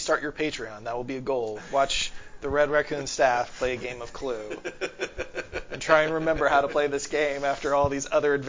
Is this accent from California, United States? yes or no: no; Robinson, Illinois, United States; I am from down south. I'm from Robinson, Illinois.